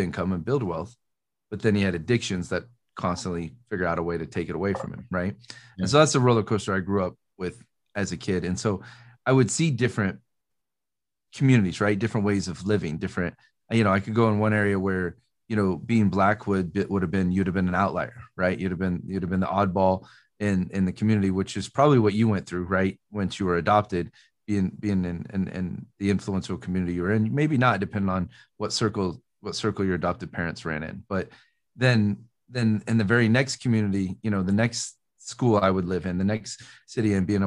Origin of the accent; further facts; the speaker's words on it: Des Moines, Iowa, United States; moved away; I grew up in the city in Iowa. So I grew up in Des Moines